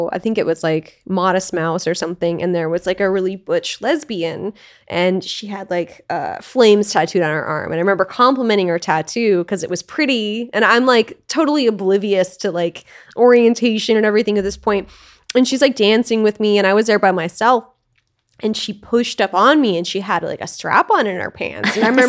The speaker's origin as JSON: {"language": "English", "region": "Alaska", "country": "United States", "tie": "born or raised there", "also_born_or_lived": "Portland / Los Angeles", "moved": "yes", "said": "I grew up in Alaska in a really small town."}